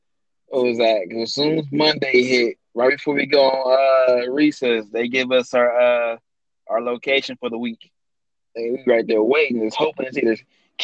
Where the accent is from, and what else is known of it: Los Angeles, California, United States; born or raised there